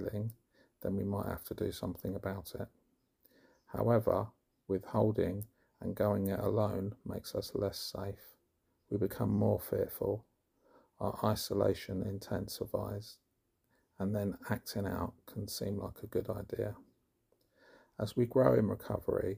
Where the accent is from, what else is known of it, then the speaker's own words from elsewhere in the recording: London, United Kingdom; now in Somerset, United Kingdom; I am originally from West London and live in Somerset now